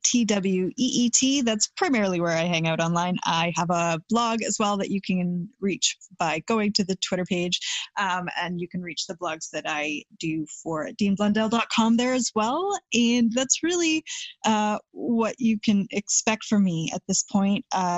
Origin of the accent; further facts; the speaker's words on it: Vancouver, British Columbia, Canada; when I travel overseas and people are like, oh, you're Canadian, and they're like, where are you from? And I say Vancouver